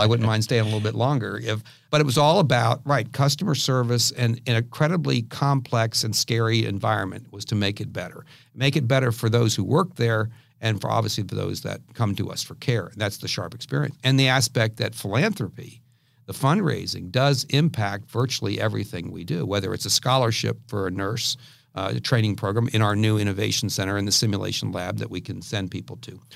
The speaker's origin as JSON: {"language": "English", "town": "Washington", "region": "District of Columbia", "country": "United States", "tie": "born or raised there", "moved": "yes", "lives_now": "San Diego, United States", "said": "I grew up in the Washington D.C. area"}